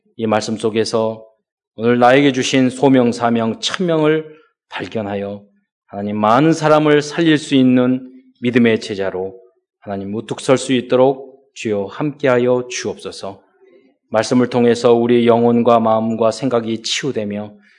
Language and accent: Korean; Mokpo, South Jeolla, South Korea; 제가 어, 목포에서 태어나게 됐죠